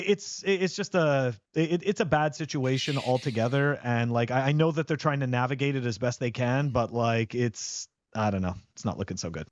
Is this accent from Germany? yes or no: no; Canada; now in United States; I'm a Canadian living in America.